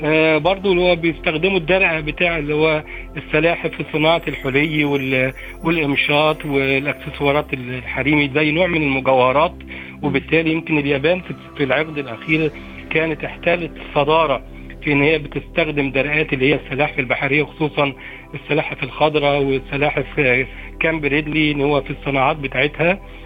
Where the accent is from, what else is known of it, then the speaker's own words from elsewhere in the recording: Egypt; إحنا- إحنا كمصريين